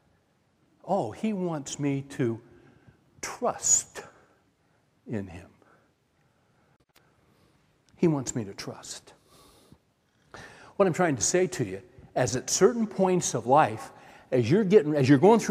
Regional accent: Central Valley, California, United States; I grew up in California, Central Valley

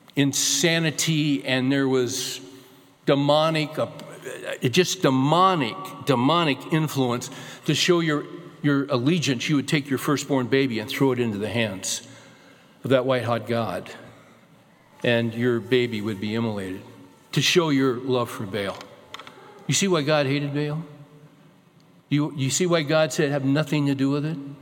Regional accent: California, United States; moved away as an adult; also born or lived in Arkansas; was born and raised in California

